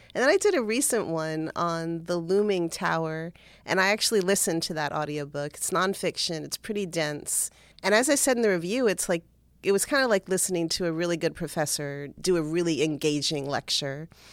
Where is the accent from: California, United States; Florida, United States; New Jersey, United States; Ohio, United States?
Florida, United States; Cutler Ridge; I grew up in Cutler Ridge, that's in South Florida